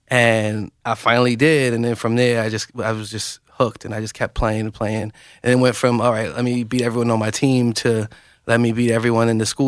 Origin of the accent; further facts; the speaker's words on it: Bronx, New York, United States; I grew up in the Bronx, New York.